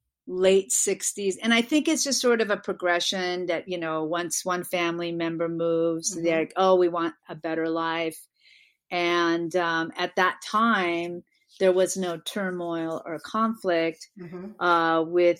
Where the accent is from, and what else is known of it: Beverly Hills, California, United States; born or raised there; also born or lived in Milan, Italy